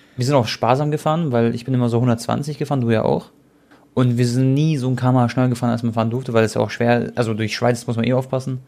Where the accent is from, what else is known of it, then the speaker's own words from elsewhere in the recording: Munich, Bavaria, Germany; für mich als Münchner